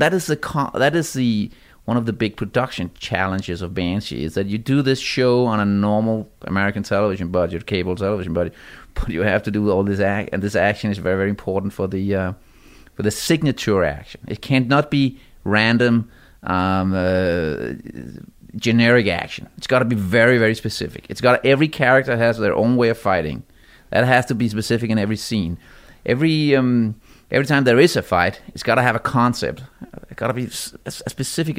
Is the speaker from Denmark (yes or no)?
yes; Denmark; I come from Denmark.